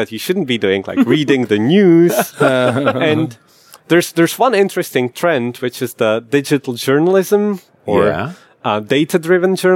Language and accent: English; Czechia; I'm from Czech Republic